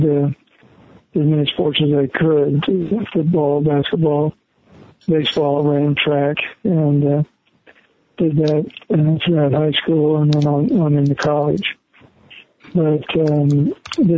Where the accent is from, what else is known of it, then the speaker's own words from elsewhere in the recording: Nebraska, United States; Nebraska, even though it was my home state university